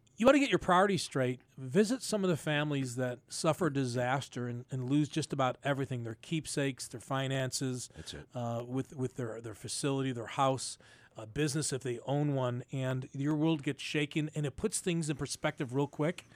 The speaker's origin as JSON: {"language": "English", "town": "Buffalo", "region": "New York", "country": "United States", "tie": "born or raised there", "said": "growing up in North Buffalo"}